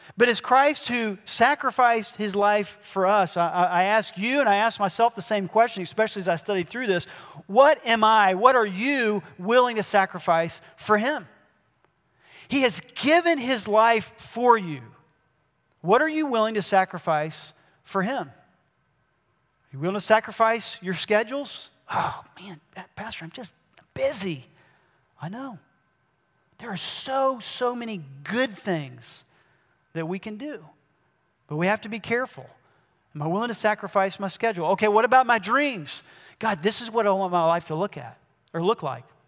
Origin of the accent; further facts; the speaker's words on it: Georgia, United States; also born or lived in Brazil; I grew up mainly here in Georgia. I did spend a long time in Brazil